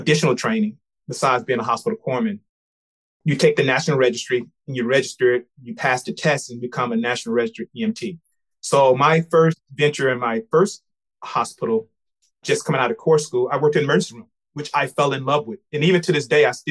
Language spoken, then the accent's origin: English; Memphis, Tennessee, United States; moved away as an adult; I'm from Memphis, Tennessee